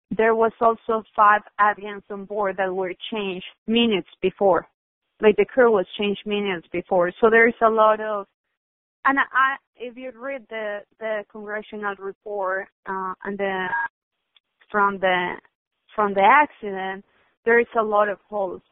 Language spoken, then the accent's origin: English; Colombia; now in San Diego, United States; I grew up in Colombia